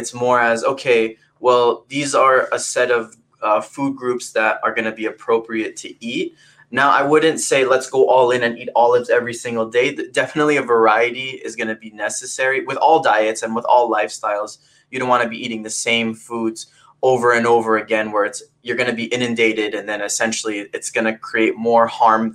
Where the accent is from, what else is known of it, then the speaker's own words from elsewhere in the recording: Fort Lauderdale, Florida, United States; moved away as an adult; also born or lived in California; now in Valencia, California, United States; from Fort Lauderdale, Florida. I was raised in the South Florida region, and I've been in California now for the past 3 years.